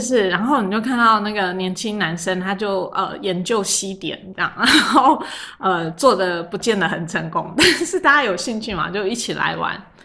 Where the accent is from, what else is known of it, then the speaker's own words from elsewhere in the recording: Luzhou, New Taipei, Taiwan; 我从小在泸州长大，可是我从念高中我就是往台北跑，然后后来，呃，到这个台大公馆